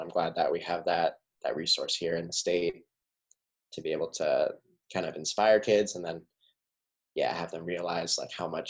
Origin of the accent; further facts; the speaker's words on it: Tucson, Arizona, United States; I'm from Tucson, Arizona, and I just graduated from the U